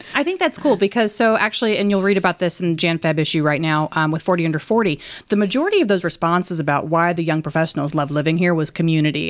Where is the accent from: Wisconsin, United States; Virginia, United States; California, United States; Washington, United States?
Virginia, United States; Danville; now in Roanoke, United States; I'm from Danville, so right down the road, not, not terribly far, but far enough that Roanoke was the big city for me growing up.